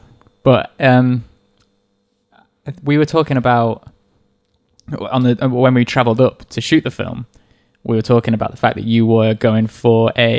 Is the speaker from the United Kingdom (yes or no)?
yes; England, United Kingdom; I'm English.